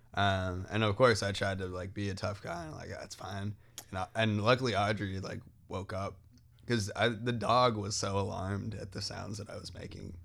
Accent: Wilbraham, Massachusetts, United States; I'm from, um, Western Massachusetts, so a town called Wilbraham.

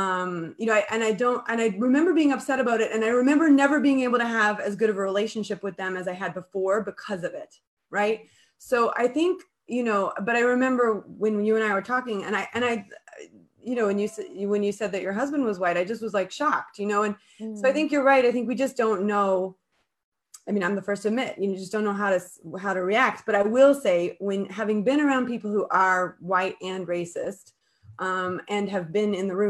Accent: Colorado, United States; moved away; I grew up in Colorado.

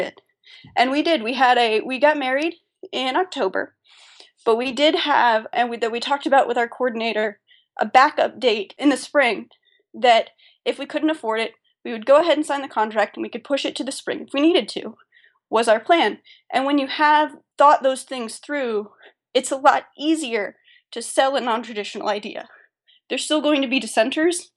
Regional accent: Atlanta, Georgia, United States; our hometown, we're both from Atlanta

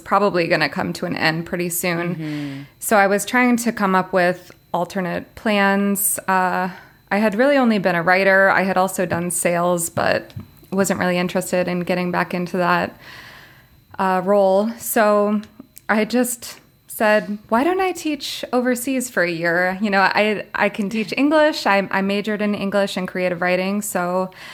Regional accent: Florida, United States; moved away as an adult; also born or lived in China; I'm originally from Florida.

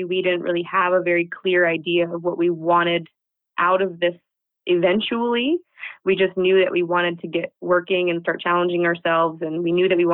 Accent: United States; moved away as an adult; now in Netherlands; We're both American expats living in the Netherlands

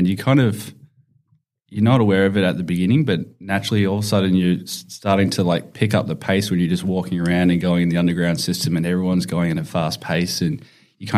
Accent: Winnipeg, Manitoba, Canada; Yeah, so I was born in Winnipeg in Manitoba. So that's quite brutal.

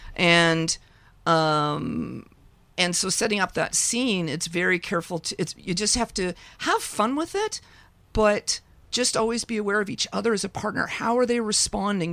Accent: Ontario, Canada; I grew up in Ontario.

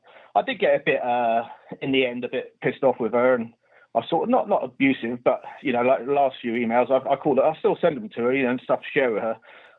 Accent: London, United Kingdom; now in Oxford, United Kingdom; I'm from London originally, but I'm in Oxford at the moment.

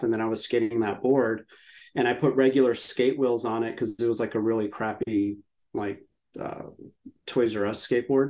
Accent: San Antonio, Texas, United States; I grew up in San Antonio, Texas

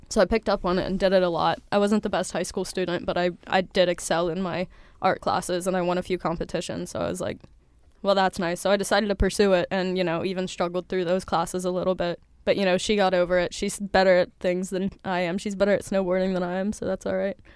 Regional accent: Cincinnati, Ohio, United States; moved away; I'm from Cincinnati, Ohio.

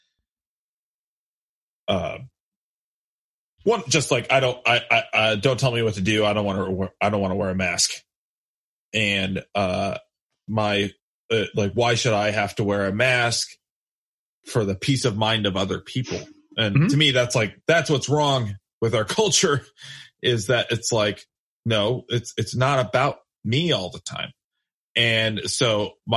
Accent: United States; I love that I'm an American

